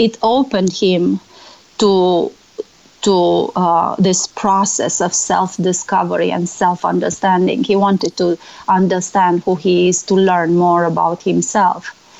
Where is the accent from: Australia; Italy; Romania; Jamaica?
Romania; when I published my book in Romania, I'm from Romania, my best friend from college reminded me